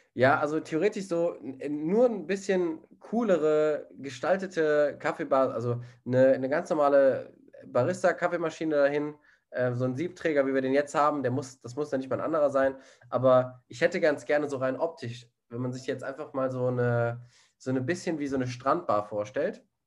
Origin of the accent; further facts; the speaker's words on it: Germany; Ich als einziger Deutscher